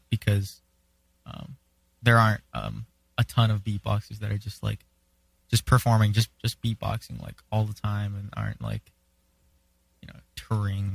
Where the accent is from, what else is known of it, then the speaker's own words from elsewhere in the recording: Hawaii, United States; I'm from Hawaii, right? And for me, that's a really big thing that I'm super proud of, you know, because I'm also Hawaiian